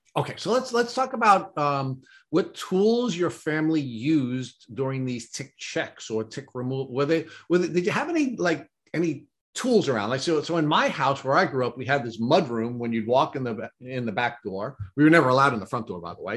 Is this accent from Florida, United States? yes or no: no; Brentwood, New York, United States; I grew up in Brentwood and I graduated in 1981